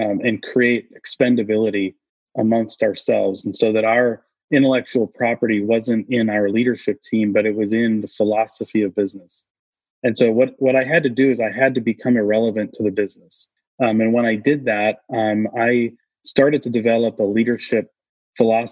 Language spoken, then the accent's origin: English; New England, United States; now in Austin, United States; I grew up in New England as I call it typical New England